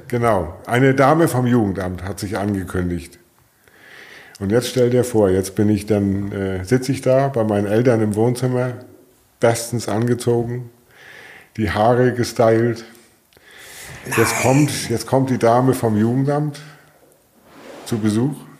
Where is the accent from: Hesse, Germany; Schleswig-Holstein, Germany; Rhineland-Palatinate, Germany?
Schleswig-Holstein, Germany; Flensburg; geboren bin ich 1965 in Flensburg